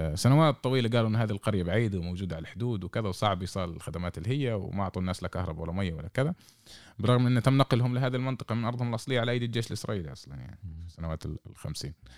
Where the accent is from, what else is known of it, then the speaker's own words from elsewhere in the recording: Lakiya, Southern District, Israel; قريتنا اللقية